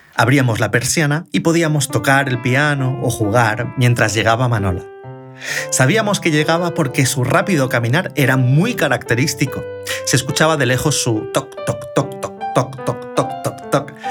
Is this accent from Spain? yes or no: yes; Elche, Valencian Community, Spain; mi pueblo exporta tanto talento cultural, además de calzado